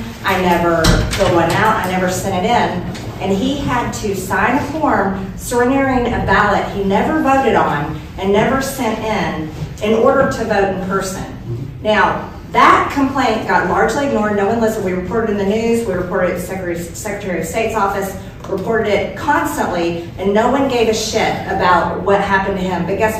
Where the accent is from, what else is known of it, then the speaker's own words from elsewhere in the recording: Georgia, United States; I'm born and raised in Georgia, lived there all my life, campaigned all over the state in the 2020 election.